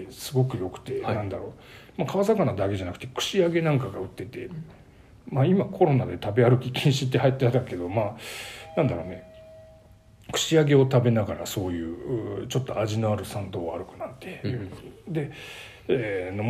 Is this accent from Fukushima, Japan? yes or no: no; Gifu, Japan; はい、岐阜出身だよ